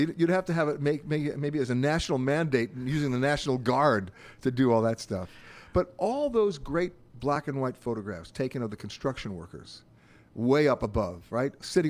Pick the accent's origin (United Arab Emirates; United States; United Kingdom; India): United States; New York; being a New Yorker myself